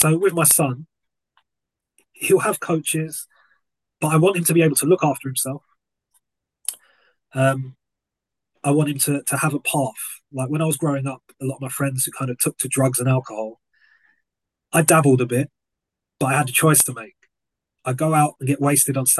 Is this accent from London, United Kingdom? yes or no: yes; London, United Kingdom; moved away; growing up in South London meant green everywhere